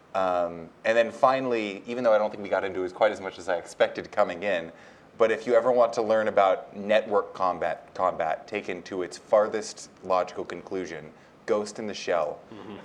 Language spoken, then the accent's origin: English; United States; I was born in the United States dictates I'm an American